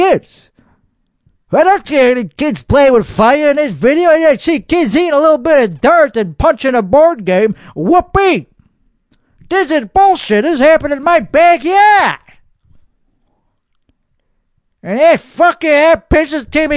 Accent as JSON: {"language": "English", "town": "Austin", "region": "Texas", "country": "United States", "tie": "born or raised there", "accent": "Texas"}